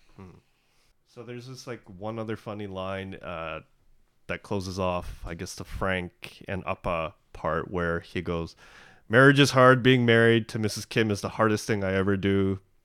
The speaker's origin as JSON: {"language": "English", "country": "Canada", "tie": "born or raised there", "said": "I'm Canadian. I'm, I grew up here"}